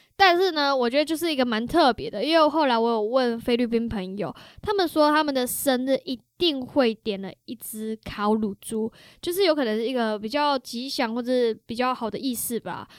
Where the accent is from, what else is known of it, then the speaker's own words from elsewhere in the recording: Taiwan; moved away; also born or lived in Toronto, Canada; 我觉得因为身为台湾人呢，其实我们的嘴巴已经被他们 养坏了，从小就养坏了的嘛